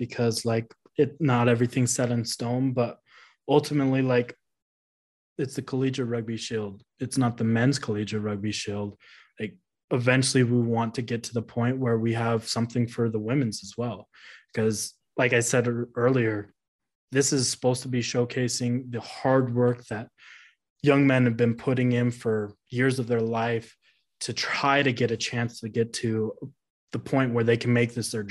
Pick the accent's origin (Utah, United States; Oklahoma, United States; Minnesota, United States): Utah, United States; Growing up in Utah